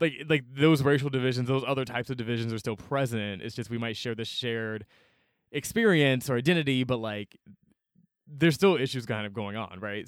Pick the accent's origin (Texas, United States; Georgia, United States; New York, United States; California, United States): Georgia, United States; Atlanta; growing up in Atlanta, I was always surrounded by black people